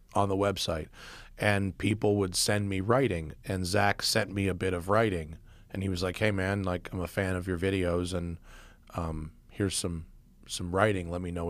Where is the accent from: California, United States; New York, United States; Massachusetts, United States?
New York, United States; We came from New York, and it would snow, it would rain.